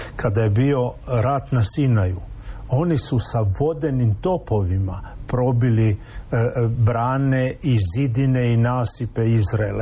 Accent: Croatia; kod nas u Hrvatskoj

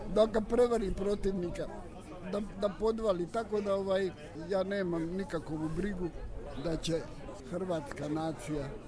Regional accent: Travnik, Federation of Bosnia and Herzegovina, Bosnia & Herzegovina; moved away as an adult; now in Zagreb, Croatia; Jer ja dolazim iz Travnika, u jedan veliki grad čija ulica i najmanja ima jednako stanovnika koliko i moj travnik.

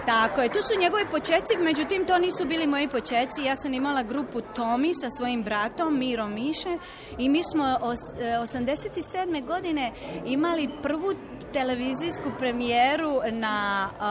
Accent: Trogir, Split-Dalmatia County, Croatia; also born or lived in Zagreb, Croatia; now in Philadelphia, United States; kad sam ja iz Trogira, jedne male sredine, recimo i glazbene sredine, došla u Zagreb

